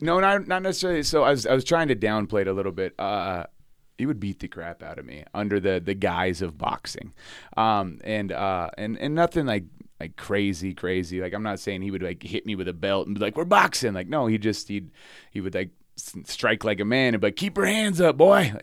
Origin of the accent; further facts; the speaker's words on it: Ronan, Montana, United States; now in Salt Lake City, United States; I was born in Ronan, Montana, this little tiny town, uh, in northwestern Montana.